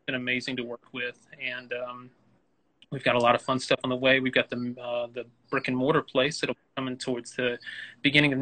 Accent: Newnan, Georgia, United States; also born or lived in Atlanta; I'm raised in Georgia and everything like that. I'm from Noonan and everything, but I feel like Atlanta kind of adopted me

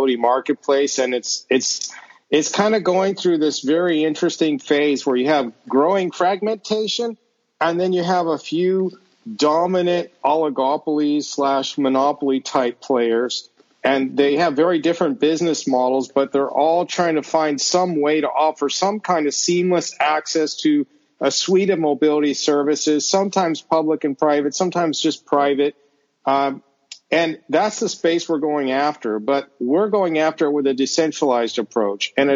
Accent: United States; moved away as an adult; I'm from the States originally, the US that is. I haven't lived there in almost 20 years

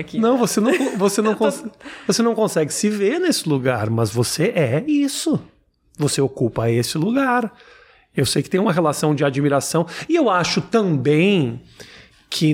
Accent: Porto Alegre, Rio Grande do Sul, Brazil; Eu mori a vida inteira no Menino Deus

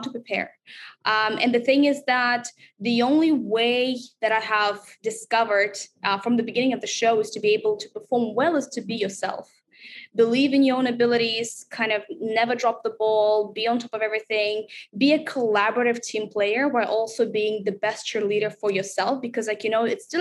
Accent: Russia; moved away as an adult; now in Singapore; this is my first experience living overseas outside of Russia

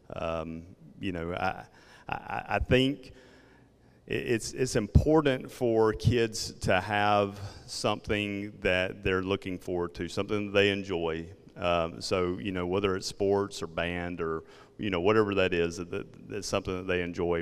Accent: South Georgia, United States; accent: Southern; southern Georgia

